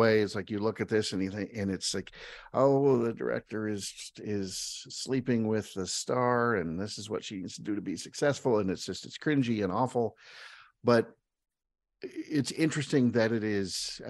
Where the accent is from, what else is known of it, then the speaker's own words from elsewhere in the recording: California, United States; born there; And then to just keep twisting things around, you know, I was born in California.